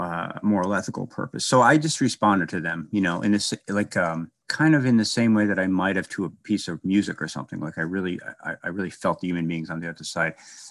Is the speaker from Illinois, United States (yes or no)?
yes; Chicago, Illinois, United States; I was from Chicago, kind of a, I guess you would be a working class part. And I read a little bit as a kid